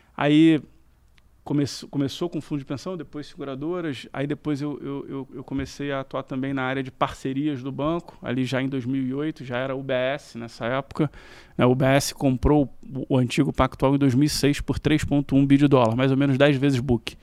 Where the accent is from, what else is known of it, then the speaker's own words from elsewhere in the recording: Rio de Janeiro, Brazil; morei a vida inteira na Tijuca. E só eu e meus irmãos que nascemos no Rio, meus pais são de Minas também